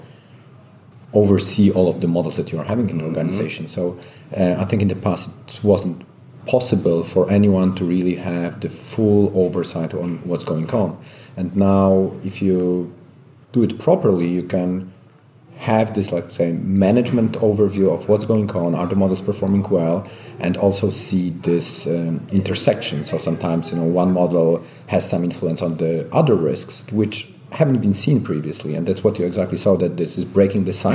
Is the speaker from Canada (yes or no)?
no; Poland; I come from Poland